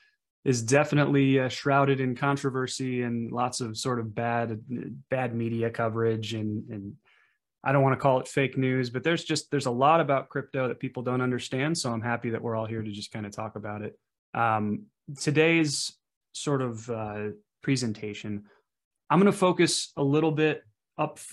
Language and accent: English; central Wisconsin, United States; I was born and raised in a small town in sort of central Wisconsin.